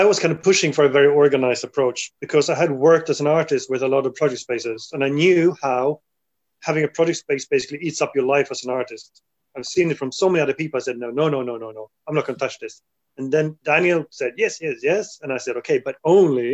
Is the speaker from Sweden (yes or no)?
yes; Sweden; also born or lived in London; now in Berlin, Germany; I'm a Swedish sculptor.